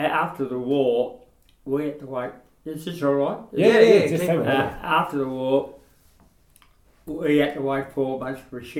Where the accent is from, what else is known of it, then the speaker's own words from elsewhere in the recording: Melbourne, Victoria, Australia; I was born in Ascot Vale.